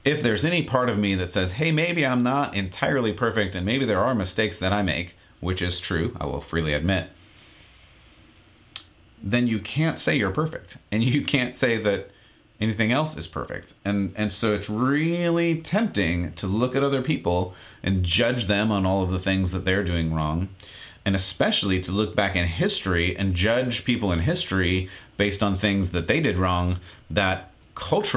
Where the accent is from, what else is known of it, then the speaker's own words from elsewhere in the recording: San Diego, California, United States; Growing up in San Diego, there's even a local college that has a library dedicated to Dr. Seuss